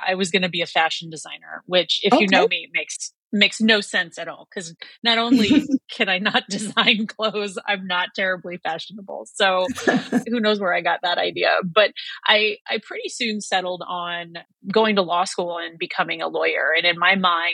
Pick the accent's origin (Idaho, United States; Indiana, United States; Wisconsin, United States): Indiana, United States; northwest; I grew up in a very small town in northwest Indiana